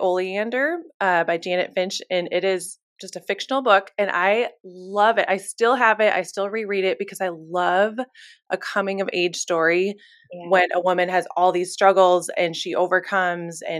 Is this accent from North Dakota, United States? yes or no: yes; Fargo, North Dakota, United States; moved away as an adult; also born or lived in Nashville, Tennessee; now in Minneapolis, United States; I am originally from North Dakota. I grew up in Fargo, North Dakota my whole life. But the minute I turned 18, I was out of there.